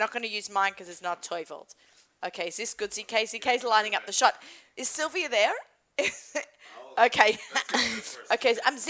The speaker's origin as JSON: {"language": "English", "country": "Australia", "accent": "Australian", "moved": "yes", "said": "I'm Australian. I have an accent."}